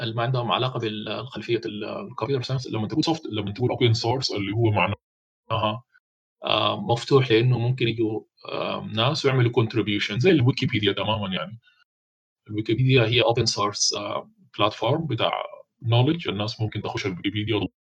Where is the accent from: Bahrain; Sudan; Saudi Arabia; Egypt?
Sudan; البنك المركزي عندنا في السودان